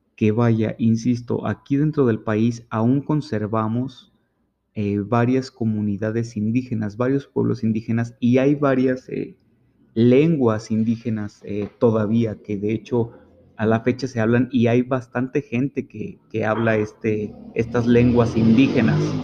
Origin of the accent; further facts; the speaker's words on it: Mexico; los derechos fundamentales que tenemos como mexicanos